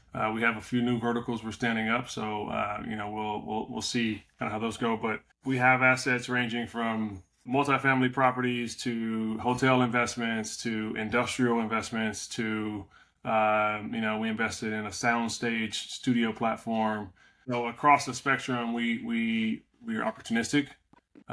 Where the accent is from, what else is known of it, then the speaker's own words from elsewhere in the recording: Compton, California, United States; I'm from, you know, born and raised in the Compton area.